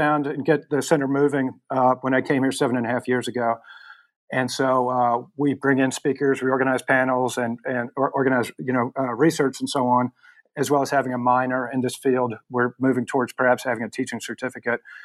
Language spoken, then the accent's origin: English; the South, United States; my growing up in the South in the United States in the 60s and 70s